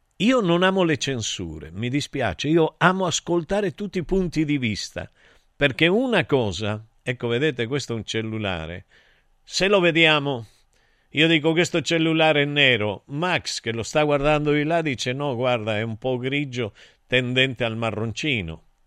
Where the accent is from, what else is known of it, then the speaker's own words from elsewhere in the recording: Argentina; moved away; Io invece da buon argentino